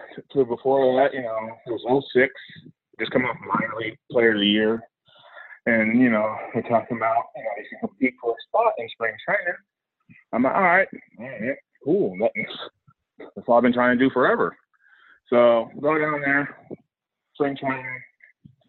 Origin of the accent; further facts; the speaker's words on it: near Calabasas and Malibu, California, United States; I grew up near Calabasas and Malibu